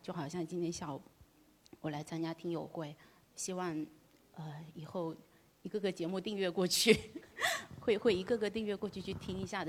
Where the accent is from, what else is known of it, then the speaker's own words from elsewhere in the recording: Fuqing, Fujian, China; 我来自福清 ，呃，但是出生地不在福清